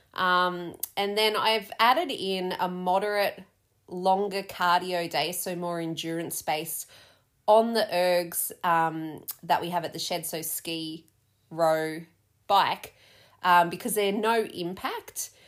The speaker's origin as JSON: {"language": "English", "country": "Australia", "also_born_or_lived": "London", "said": "being Aussie"}